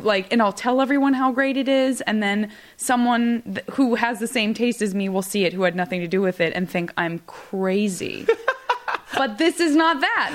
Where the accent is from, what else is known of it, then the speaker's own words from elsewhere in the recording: Tucson, Arizona, United States; moved away; growing up in Tucson